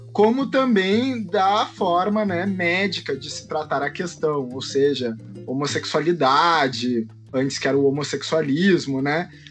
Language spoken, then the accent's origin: Portuguese; Porto Alegre, Rio Grande do Sul, Brazil; Sou de Porto Alegre, do Rio Grande do Sul, estudante de História da Arte.